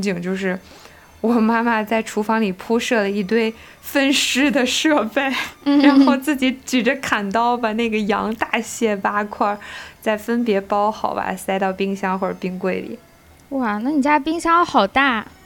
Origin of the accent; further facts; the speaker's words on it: Baotou, Inner Mongolia, China; 内蒙这个地方就我们家，我内蒙比较大嘛，我是包头的